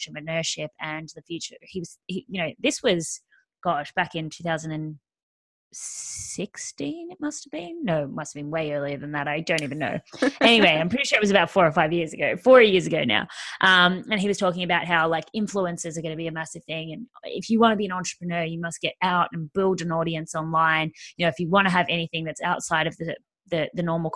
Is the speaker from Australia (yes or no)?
yes; Australia; I am Australian, as you can probably hear